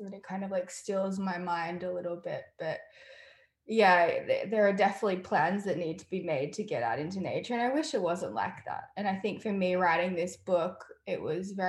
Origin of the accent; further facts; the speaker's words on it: Australia; Growing up in Australia, we lived in a house and we had this bush woodland kind of thing in the back.